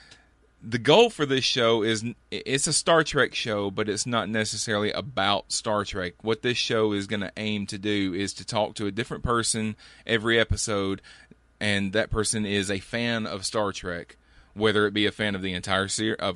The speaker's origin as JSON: {"language": "English", "town": "Birmingham", "region": "Alabama", "country": "United States", "tie": "born or raised there", "also_born_or_lived": "Fort Walton Beach, Florida / Columbus, Georgia", "said": "we moved back to Birmingham where my parents were from. And been here ever since."}